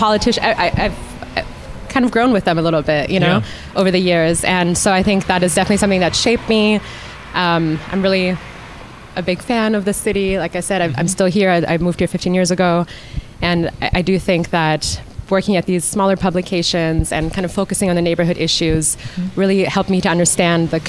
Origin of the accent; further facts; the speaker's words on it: Germany; now in San Francisco, United States; I'm from Germany originally